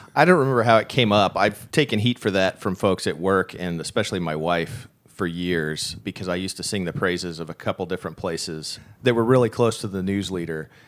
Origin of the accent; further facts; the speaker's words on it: Springfield, Missouri, United States; I'm originally from Springfield, the Nixa area